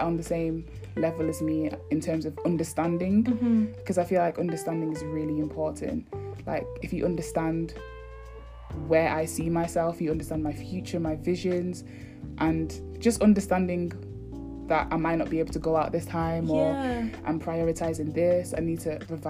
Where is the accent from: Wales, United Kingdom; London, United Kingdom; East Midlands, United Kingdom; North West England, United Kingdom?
North West England, United Kingdom; Manchester; from Manchester, and yeah, I'm happy to be here.